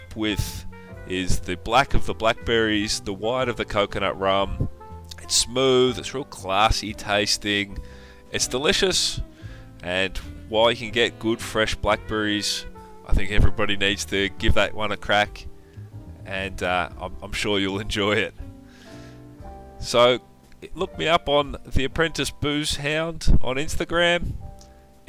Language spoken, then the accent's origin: English; Melbourne, Victoria, Australia; I'm from Melbourne, Australia